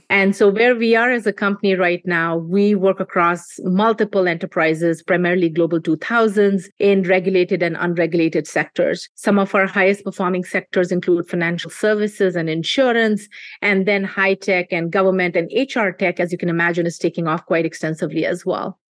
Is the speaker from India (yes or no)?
yes; India; moved away; we were seeing growing up in India